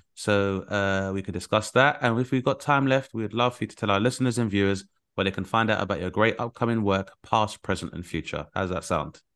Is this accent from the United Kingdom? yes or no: yes; United Kingdom; as a British person